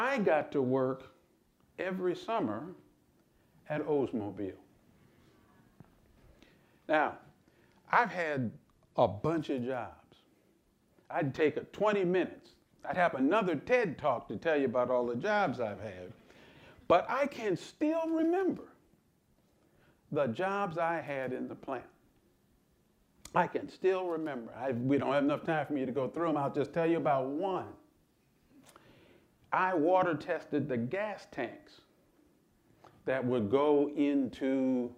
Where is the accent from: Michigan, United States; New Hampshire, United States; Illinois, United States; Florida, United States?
Michigan, United States; Lansing; I grew up in Lansing, Michigan